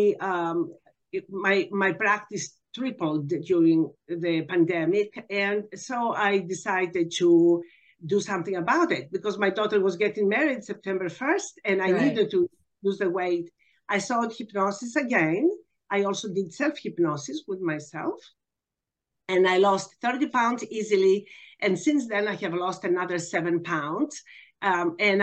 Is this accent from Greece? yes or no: yes; Athens, Attica, Greece; now in Texas, United States; I am actually from Athens, Greece. I'm originally from Athens.